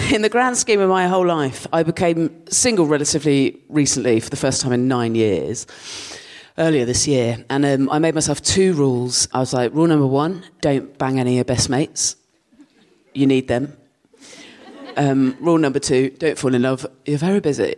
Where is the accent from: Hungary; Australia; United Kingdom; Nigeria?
United Kingdom; Dorset, South West England; moved away as an adult; now in London, United Kingdom; I grew up in Dorset and um, I lived there till I was 18